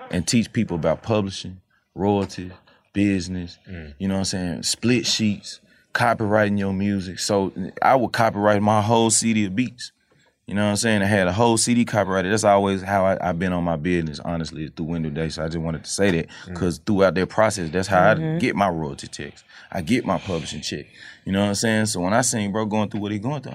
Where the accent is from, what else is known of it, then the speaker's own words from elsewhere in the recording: Memphis, Tennessee, United States; I'm from Memphis